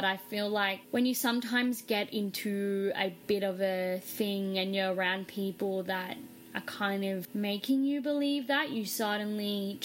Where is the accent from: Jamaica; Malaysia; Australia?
Australia; moved away as an adult; also born or lived in Los Angeles, United States; I was from Australia